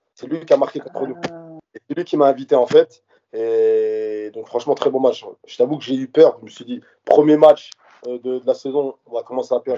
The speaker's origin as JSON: {"language": "French", "country": "Morocco", "said": "je suis marocain"}